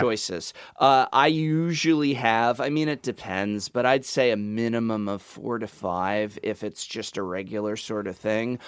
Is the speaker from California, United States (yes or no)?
yes; Los Angeles, California, United States; moved away; you guys are in my hometown where I was born and raised